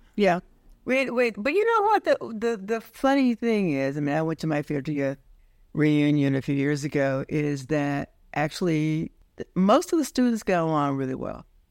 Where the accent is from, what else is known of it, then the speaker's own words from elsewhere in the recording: Forest City, Arkansas, United States; now in Brooklyn, United States; I grew up in the last days of seg-, the segregated South.